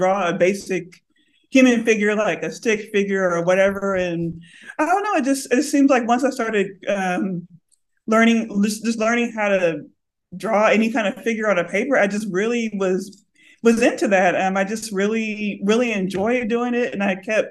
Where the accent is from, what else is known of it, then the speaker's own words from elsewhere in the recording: Lubbock, Texas, United States; now in Austin, United States; I grew up in Lubbock, Texas